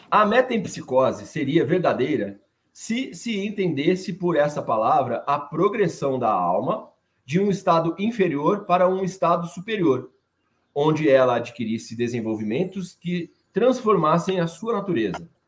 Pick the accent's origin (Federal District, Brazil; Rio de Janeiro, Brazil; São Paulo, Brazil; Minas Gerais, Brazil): São Paulo, Brazil; Franca; nós somos de Franca, {S0} né, na cidade {S1} de Franca, no interior de São Paulo.